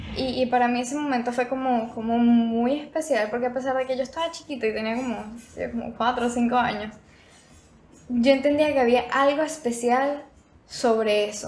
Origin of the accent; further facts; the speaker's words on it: Venezuela; moved away; yo nací en Venezuela, por eso es que tengo un acento diferente